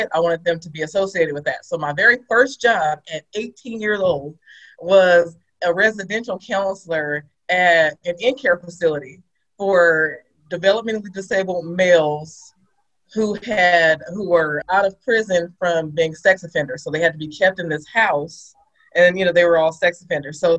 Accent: Sacramento, California, United States; I'm from Sacramento, California

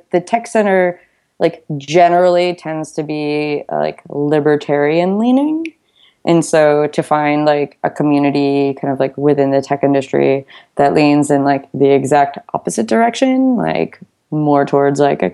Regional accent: United States; I'm from the United States

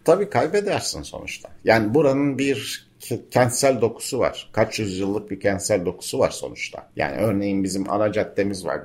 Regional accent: Bozcaada, Çanakkale, Turkey; çocukluğumuzda araç yoktu burada

